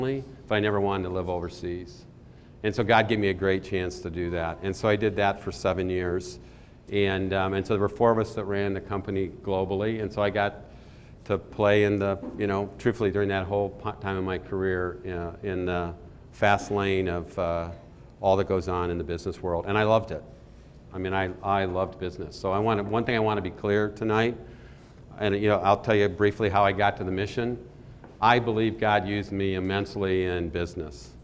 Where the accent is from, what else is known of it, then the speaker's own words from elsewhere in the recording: Michigan, United States; I grew up in Michigan.